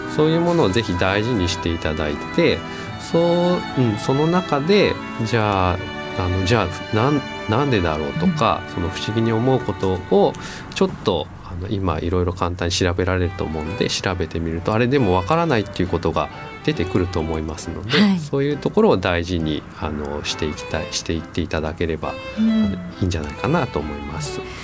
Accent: Sagamihara, Kanagawa, Japan; also born or lived in Chiba; now in Nishitokyo, Japan; 神奈川の相模原で出身なんです

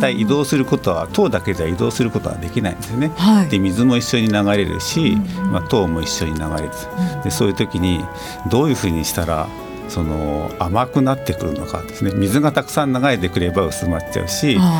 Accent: Aichi, Japan; moved away; also born or lived in Tokyo; 出身愛知県なんですけども

